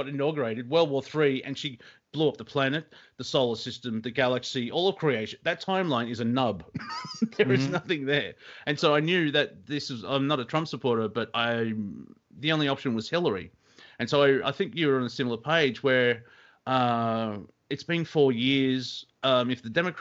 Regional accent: Australia; as an Australian

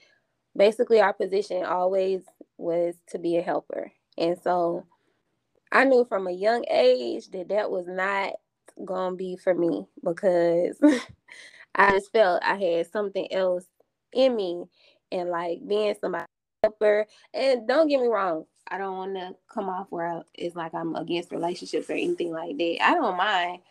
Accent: College Park, Georgia, United States; I'm from College Park, Georgia.

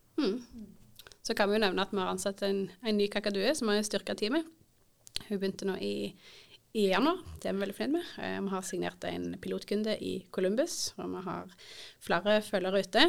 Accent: Indre Erfjord, Rogaland, Norway; moved away as an adult; Jeg er født og oppvokst i Indre Erfjord

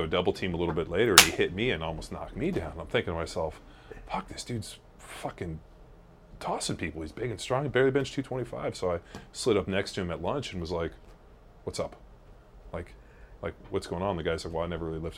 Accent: Palos Verdes, California, United States; I grew up in Palos Verdes

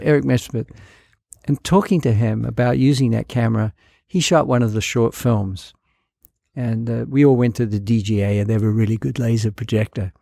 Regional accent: New Zealand; moved away; It was shot in my hometown

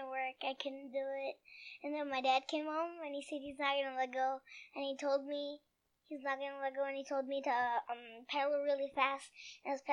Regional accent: Toronto, Ontario, Canada; I was born on July 26, 2011 in Toronto.

